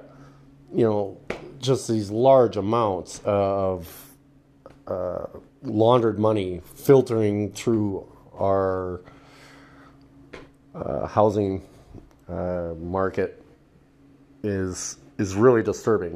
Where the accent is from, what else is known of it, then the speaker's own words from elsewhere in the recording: Canada; in Canada here, being Canadian